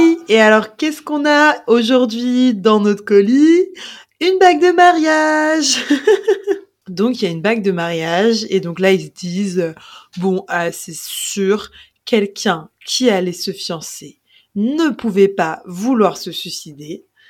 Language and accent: French; Paris, Île-de-France, France; on a grandi à Paris